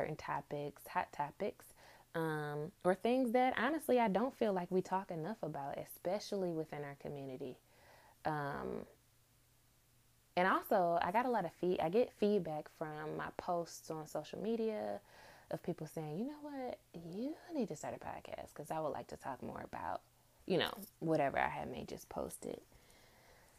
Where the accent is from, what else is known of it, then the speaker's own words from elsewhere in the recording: Detroit, Michigan, United States; I grew up in Detroit, Michigan, two-parent home.